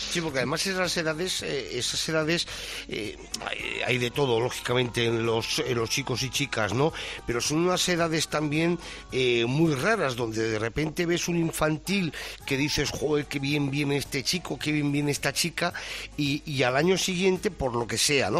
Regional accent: Spain; como español

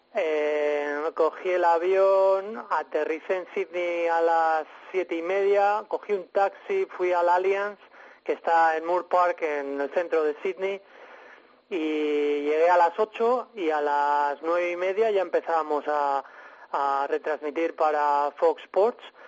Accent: Spain; now in Australia; tenemos como el síndrome del emigrante que cuando viene aquí algún español

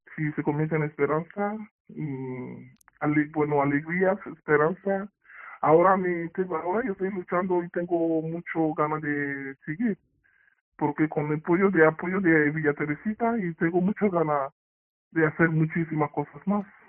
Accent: Nigeria; Spanish is a second language; moved away as an adult; now in Spain; yo soy de africana y de África, de Nigeria

